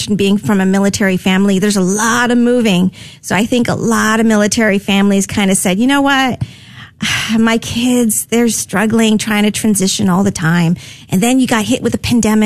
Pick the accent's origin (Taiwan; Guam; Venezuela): Guam; also born or lived in Fort Irwin, California; now in San Antonio, United States; I was born and raised on Guam